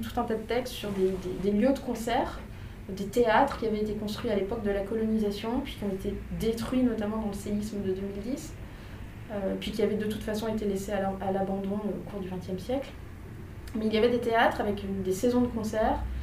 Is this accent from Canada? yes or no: no; France; j'ai grandi en France et que j'ai très peu voyagé en Haïti étant enfant